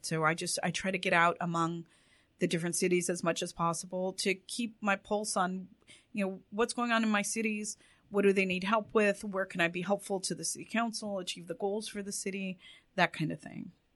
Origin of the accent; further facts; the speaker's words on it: Orange County, Los Angeles area, California, United States; I was born in Orange County and raised in the Orange County, LA areas.